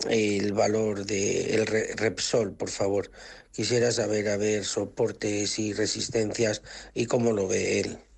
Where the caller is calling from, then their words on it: Valencia, Valencian Community, Spain; Hola, buenos días … de Valencia.